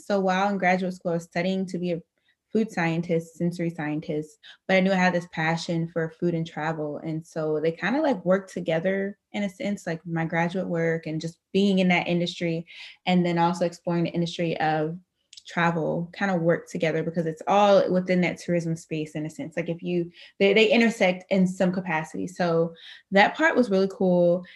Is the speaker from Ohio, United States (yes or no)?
yes; Dayton, Ohio, United States; now in Grand Rapids, United States; I am originally from Dayton, Ohio. Currently reside in Grand Rapids, Michigan